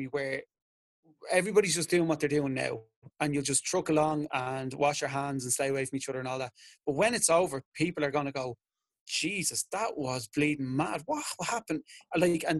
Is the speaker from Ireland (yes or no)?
yes; Dublin, Leinster, Ireland; I'm over the south side at the minute, and he's back where I grew up in Drumcondra